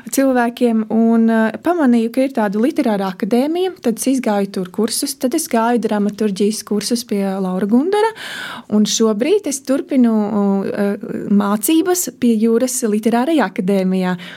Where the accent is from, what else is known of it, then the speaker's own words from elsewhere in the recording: Ezernieki, Latgale, Latvia; now in Riga area, Latvia; ezernieki, kas ir ezernieku pagastā, un tad, kad es piedzimu, tas bija Krāslavas rajons